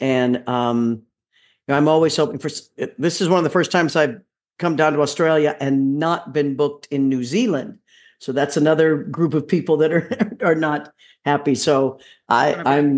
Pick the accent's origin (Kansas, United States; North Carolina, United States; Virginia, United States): Kansas, United States; Leavenworth; I'm from Leavenworth, Kansas